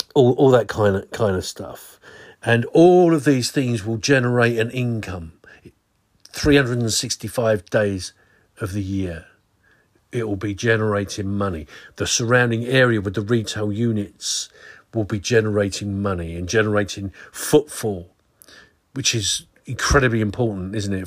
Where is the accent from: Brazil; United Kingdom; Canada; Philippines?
United Kingdom; Swanscombe, South East England; I was raised in Swanscombe.